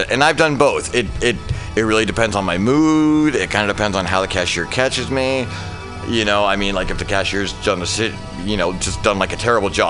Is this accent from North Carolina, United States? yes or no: no; New York, United States; born there; um, I was born in New York, so I feel like I've got a lot of the New York attitude still.